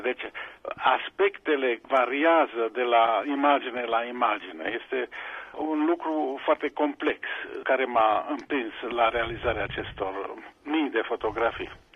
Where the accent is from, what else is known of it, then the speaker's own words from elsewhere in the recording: Sibiu, Sibiu County, Romania; moved away as an adult; also born or lived in Bucharest / Pforzheim, Germany; now in Germany; Eu am crescut la Sibiu